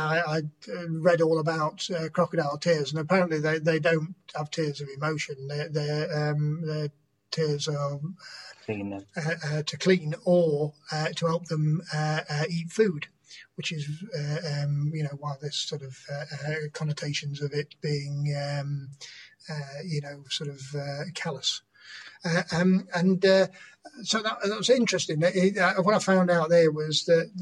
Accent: Nottingham, East Midlands, United Kingdom; moved away as an adult; now in Brighton, United Kingdom; I lived in Nottingham up to my mid-20s. So we moved from St Anne's to Bilborough

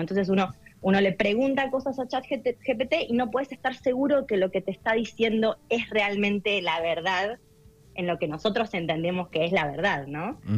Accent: Darregueira, Buenos Aires Province, Argentina; moved away as an adult; also born or lived in Bahía Blanca, Argentina / United States; yo hice, bueno, en primaria y secundario acá en, en Darreira

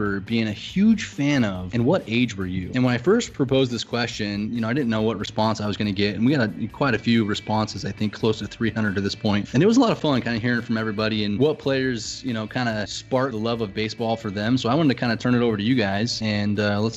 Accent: Arizona, United States; me growing up in Arizona

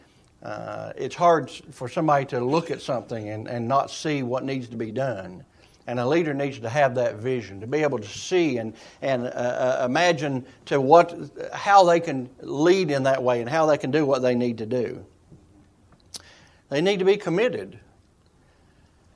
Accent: Eastern Kentucky, United States; I'm a hillbilly from Eastern Kentucky

